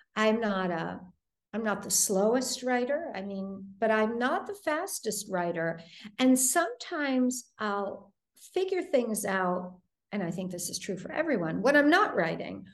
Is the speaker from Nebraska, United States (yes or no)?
no; Detroit, Michigan, United States; moved away; I grew up in Detroit